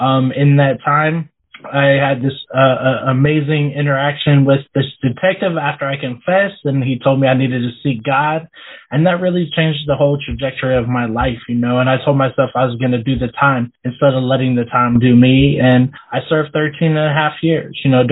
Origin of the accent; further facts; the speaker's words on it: Washington, United States; now in Pennsylvania, United States; So I actually grew up in Washington, and so that's really where I consider home. But now I've lived in Pennsylvania since 2014.